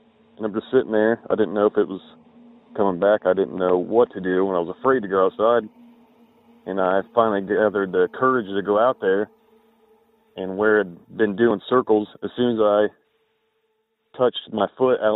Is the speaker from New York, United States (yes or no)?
no; Southern Ohio, United States; I'm from Southern Ohio